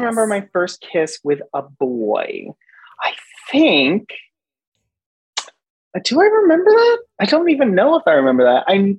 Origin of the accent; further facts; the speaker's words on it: Boca Raton, Florida, United States; moved away as an adult; growing up in Boca Raton, Florida